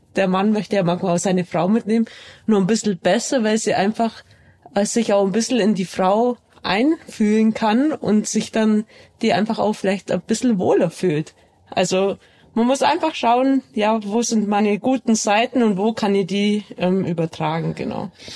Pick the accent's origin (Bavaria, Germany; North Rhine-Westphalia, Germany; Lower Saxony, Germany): Bavaria, Germany; Allgäu; ich bin ja im Allgäu aufgewachsen